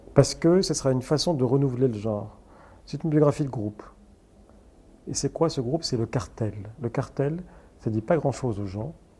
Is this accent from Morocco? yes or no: yes; Casablanca, Casablanca-Settat, Morocco; now in Paris, France; mon enfance au Maroc, je vois un pays de cocagne